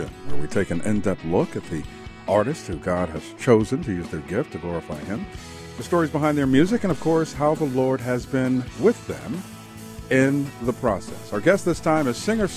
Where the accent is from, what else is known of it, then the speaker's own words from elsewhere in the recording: New York City, New York, United States; I grew up in Astoria, Queens